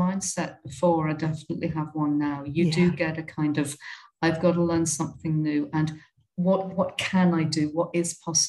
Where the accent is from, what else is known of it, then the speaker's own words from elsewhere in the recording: United Kingdom; moved away as an adult; now in India; Coming out of growing up in Britain, I don't know what it's like I haven't lived in Australia or New Zealand